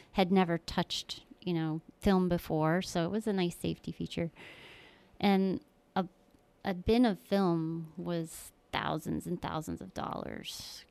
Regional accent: Keeseville, New York, United States; also born or lived in Florida; I was born in Florida and, uh, we moved up here, up to New York when I was little. I grew up in Keysville, New York

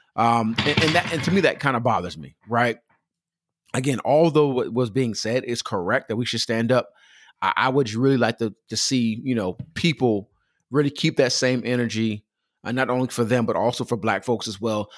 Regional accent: Pomona, California, United States; I grew up in Pomona, California, Los Angeles, California, that area in Southern California

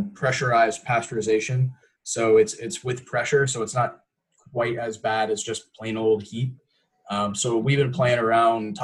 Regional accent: Tampa, Florida, United States; I'm born and raised in Tampa

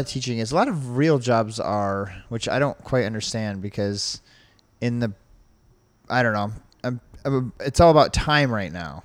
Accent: New York, United States; now in Ohio, United States; I'm from New York

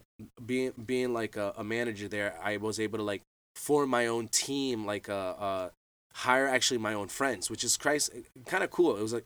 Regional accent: Boca Raton, Florida, United States; I'm from Boca Raton, Florida, from South Florida, and I grew up bass fishing

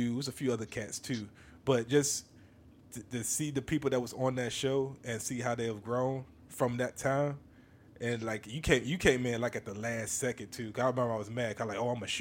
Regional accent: Virginia, United States; this is my hometown, my home state. Born and raised in the 757

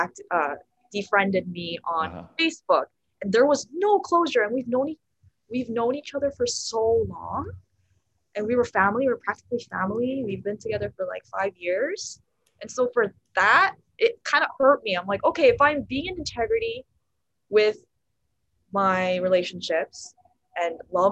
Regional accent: La Crescenta, California, United States; I was born in a city a little north of Los Angeles called La Crescenta here in California

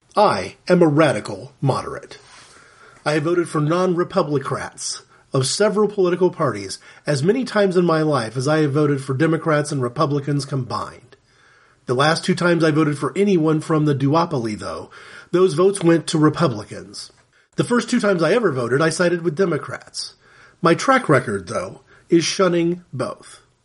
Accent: United States; as an American Christian

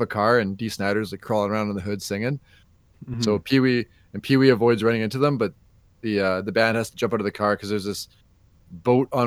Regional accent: Canada; we're Canadian

